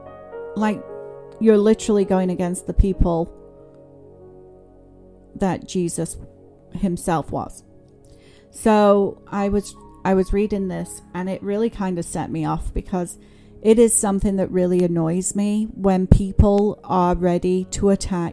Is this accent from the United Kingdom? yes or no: yes; England, United Kingdom; I grew up in England